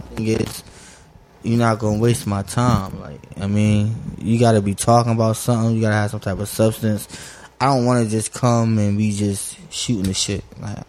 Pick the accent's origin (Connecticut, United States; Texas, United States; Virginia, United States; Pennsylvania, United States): Pennsylvania, United States; Chester; I'm from Chester